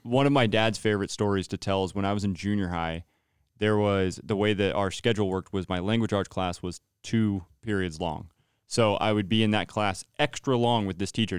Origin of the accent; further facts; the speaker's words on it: Turlock, California, United States; moved away as an adult; now in Santa Rosa, United States; Turlock, California, I was born and raised there.